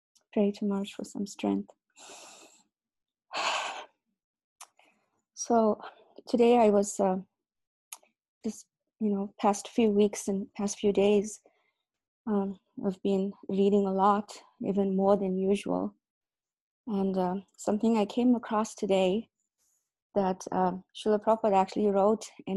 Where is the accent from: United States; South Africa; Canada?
South Africa; I was born in South Africa